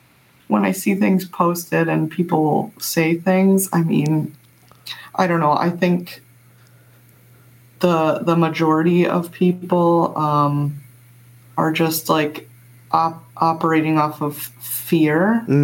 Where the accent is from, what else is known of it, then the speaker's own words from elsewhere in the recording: Midwest, United States; growing up in the Midwest, I mean, I have a lot of family members who are gun owners.